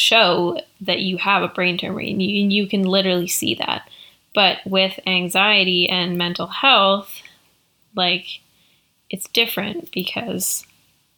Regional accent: Canada; I am Canadian

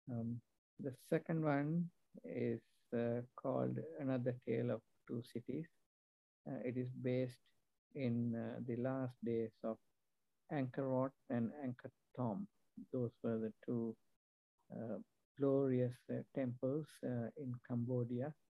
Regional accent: Sri Lanka; also born or lived in England / New Zealand / Australia; now in United States; right now I live in the US, uh, but uh, I'm originally from Sri Lanka. I have lived and worked in many countries, uh, including uh, England, uh, New Zealand

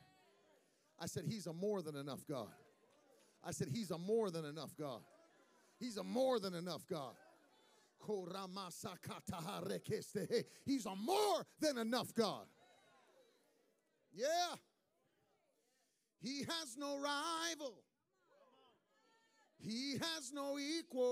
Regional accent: West Virginia, United States; I grew up in West Virginia

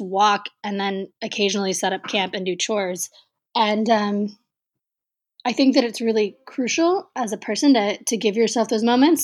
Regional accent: Texas, United States; I grew up in Texas

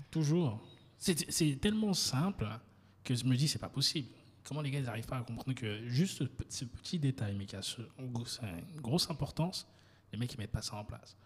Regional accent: France; now in Côte d'Ivoire; je suis 100% ivoirien. Ma mère est baolée, mon père est baoulé, même si j'ai grandi euh, en, France et je suis rentré

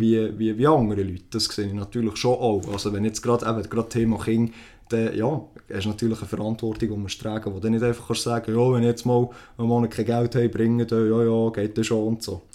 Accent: Switzerland; bei uns in der Schweiz

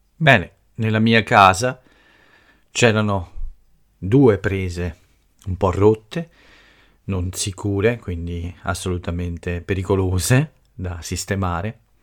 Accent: Italy; first language Italian; qui nel mio paese

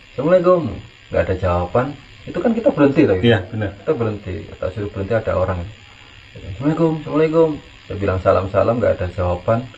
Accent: Java, Indonesia; kalau kita orang Jawa ya

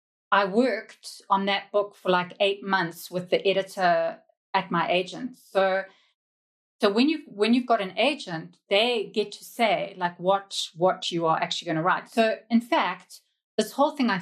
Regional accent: Zimbabwe; also born or lived in United Kingdom; now in South Africa; I grew up in Zimbabwe, which was very colonial, on a diet of British TV

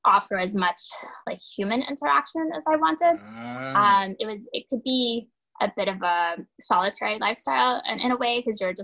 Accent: Pensacola, Florida, United States; moved away as an adult; also born or lived in Massachusetts; now in New York City, United States; I grew up in Pensacola, Florida

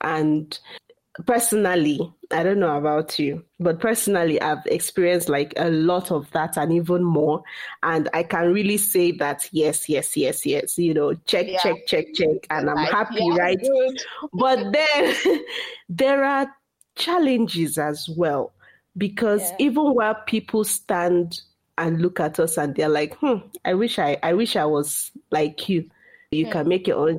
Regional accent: Nigeria; accent: Igbo; as Nigerian women, and the society we grew up

